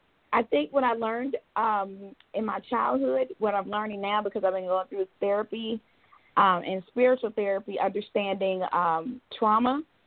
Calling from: Georgia, United States; I'm calling from Georgia.

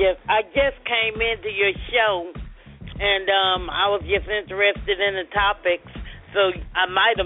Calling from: Arizona, United States; From Arizona.

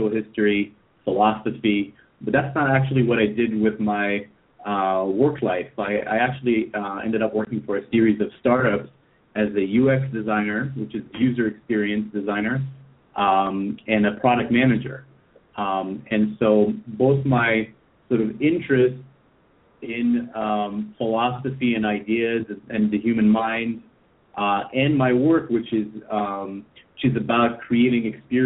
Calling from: Tel Aviv, Tel Aviv District, Israel; I'm calling in from Tel Aviv.

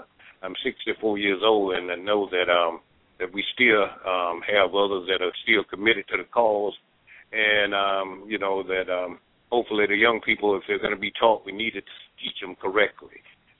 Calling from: Safety Harbor, Florida, United States; I'm calling you from Safety Harbor, Florida.

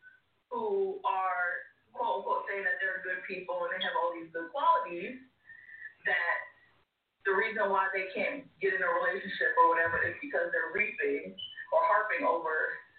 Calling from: Laurel, Maryland, United States; …, Laurel, Maryland.

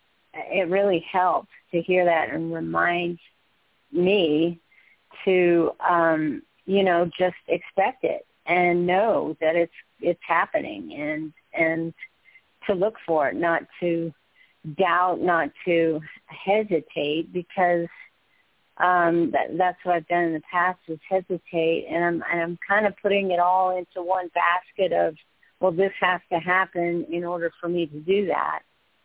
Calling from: Du Bois, Pennsylvania, United States

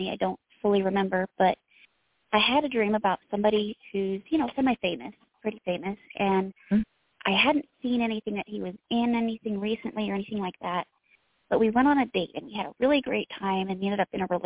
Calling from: Idaho, United States

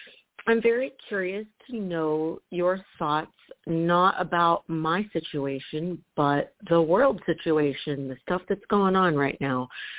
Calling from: Fort Lauderdale, Florida, United States; I'm calling from Fort Lauderdale, Florida.

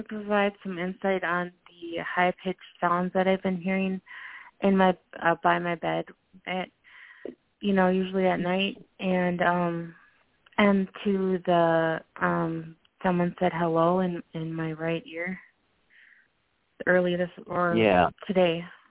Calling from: Minnesota, United States; I'm calling from Minnesota.

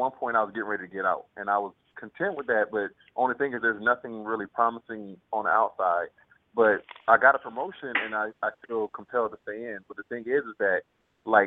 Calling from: Panama City, Florida, United States; I'm calling from Panama City, Florida

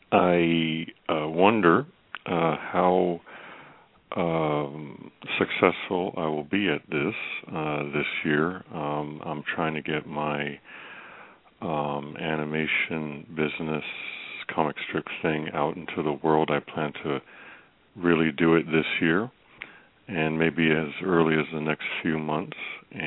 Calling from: Virginia, United States; … from Virginia.

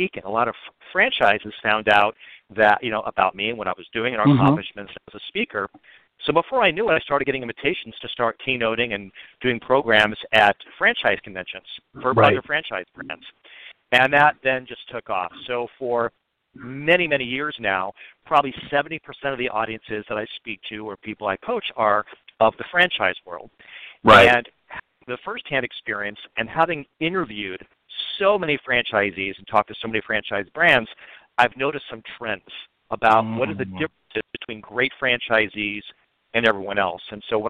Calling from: Los Angeles, California, United States; I'm calling from Los Angeles, California.

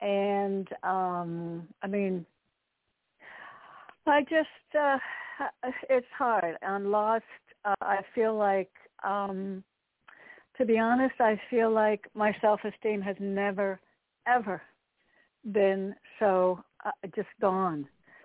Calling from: Connecticut, United States; Hi, Candy. It's … in Connecticut.

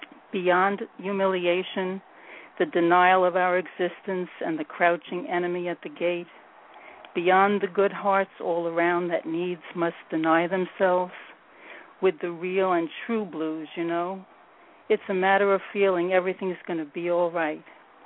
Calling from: New York City, New York, United States; I'm in New York, New York City.

